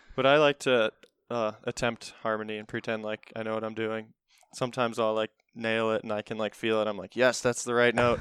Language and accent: English; Olmsted Falls, Ohio, United States; I grew up in Olmsted Falls.